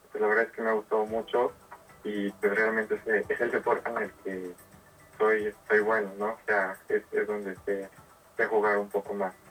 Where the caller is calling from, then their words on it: Tehuacán, Puebla, Mexico; Sí, padre, yo estoy hablando de la ciudad de Tehuacán, soy un estudiante de la UNIT